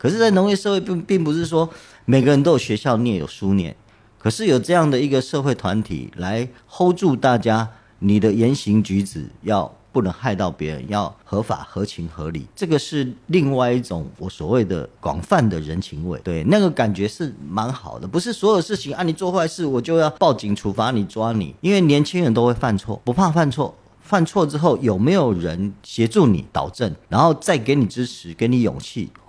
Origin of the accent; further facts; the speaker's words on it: Taitung County, Taiwan; 可能因为我们都是台东人，他在台东出生长大